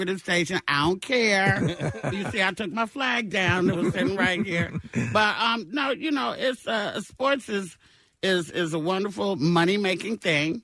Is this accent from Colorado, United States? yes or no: no; Oakland, California, United States; moved away as an adult; also born or lived in Arkansas; now in Los Angeles, United States; I grew up in Oakland, California, in the Bay Area. I was born in Arkansas, transplanted, came to the Bay Area, grew up there. Been in L.A. for like 20 years